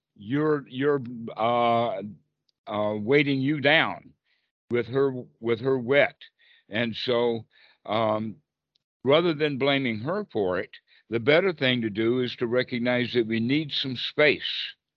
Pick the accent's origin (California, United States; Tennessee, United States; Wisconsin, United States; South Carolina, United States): South Carolina, United States; I'm from South Carolina